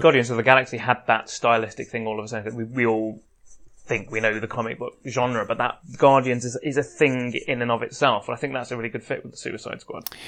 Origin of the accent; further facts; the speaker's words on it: England, United Kingdom; we're English